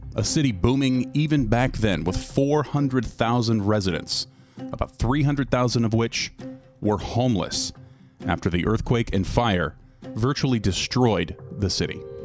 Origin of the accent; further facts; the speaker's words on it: West Coast, United States; moved away; I grew up on the West Coast